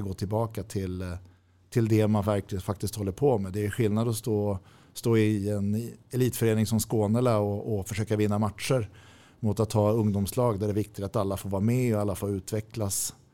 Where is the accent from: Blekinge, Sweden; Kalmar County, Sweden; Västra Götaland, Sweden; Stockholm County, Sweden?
Stockholm County, Sweden; Täby; also born or lived in Nacka / Djurö; Jag är född på Nacka sjukhus. Vi bodde på Djurö när jag var liten. Eh, men när jag var fem flyttade vi till Täby och sen har jag i stort sett bott där